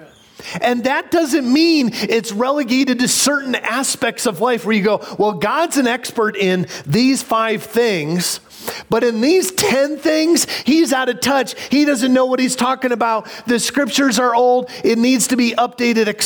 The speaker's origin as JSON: {"language": "English", "region": "Illinois", "country": "United States", "tie": "born or raised there", "moved": "yes", "said": "a kid growing up in Illinois"}